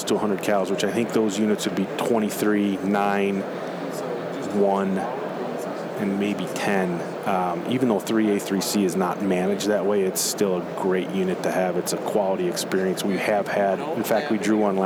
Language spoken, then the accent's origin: English; Western New York, United States; I grew up in Western New York